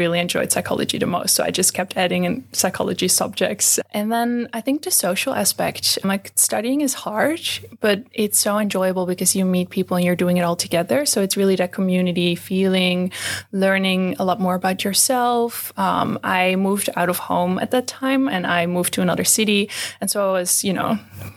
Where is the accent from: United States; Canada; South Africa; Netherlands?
Netherlands; moved away as an adult; now in Australia; I am from the Netherlands and that's where I did my undergrad.